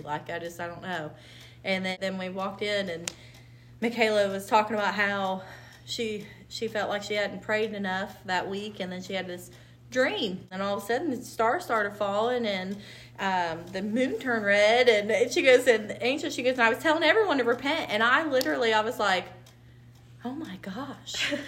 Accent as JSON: {"language": "English", "region": "Indiana", "country": "United States", "also_born_or_lived": "Lewis County, Kentucky", "moved": "as an adult", "said": "I'm from Indiana, so my, I would have to move back to around my parents"}